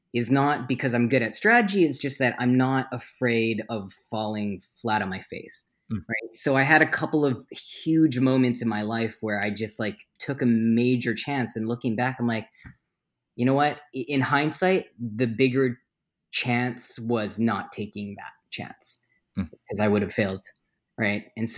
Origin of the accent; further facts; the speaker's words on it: Canada; But first thing you land, you spend an hour in China and like, oh my God, I'm so Canadian.